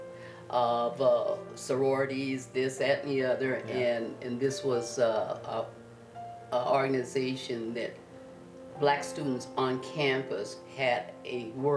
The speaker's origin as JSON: {"language": "English", "town": "Denver", "region": "Colorado", "country": "United States", "tie": "born or raised there", "said": "I was born in Colorado Springs, Colorado, 84 years ago"}